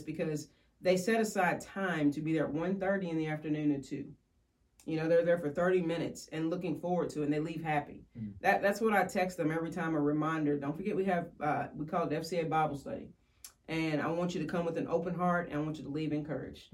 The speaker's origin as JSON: {"language": "English", "area": "Woodford County", "region": "Kentucky", "country": "United States", "tie": "born or raised there", "said": "I was born and raised in Woodford County and um, still live there today."}